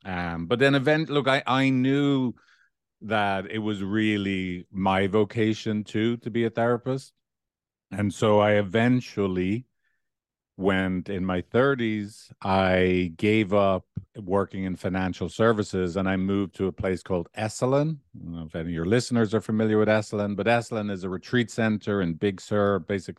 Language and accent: English; Dublin, Leinster, Ireland; accent: Dublin; I was brought up in a, you know, lower middle class neighborhood. I would have had quite a strong Dublin accent up until the age of 12.